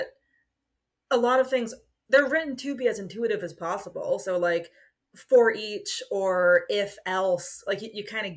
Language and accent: English; United States; accent: American; my American accent